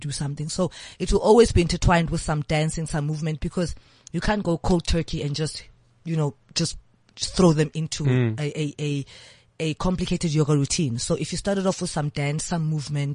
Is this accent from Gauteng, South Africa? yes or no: yes; Johannesburg, Gauteng, South Africa; Orlando West. You mean in my younger days? Orlando West.